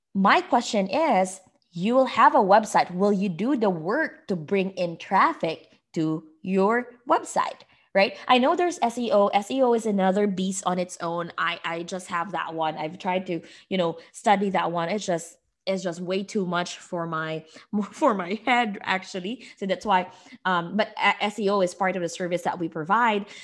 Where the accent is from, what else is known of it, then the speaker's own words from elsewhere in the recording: Philippines; moved away as an adult; now in United States; I am from the Philippines. I came here to the U S five years ago